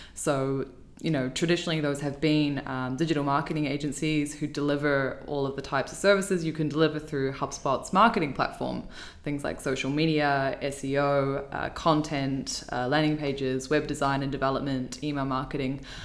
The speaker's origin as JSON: {"language": "English", "country": "New Zealand", "moved": "as an adult", "lives_now": "Dublin, Ireland", "said": "I'm from New Zealand originally, and I moved to Dublin"}